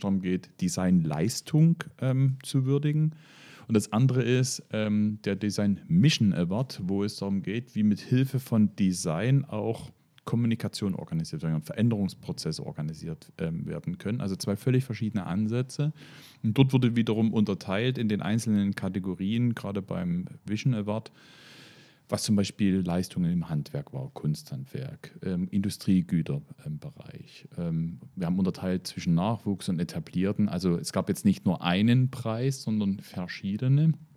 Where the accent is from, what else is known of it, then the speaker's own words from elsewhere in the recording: Moritzburg, Saxony, Germany; weil es mein Heimatort ist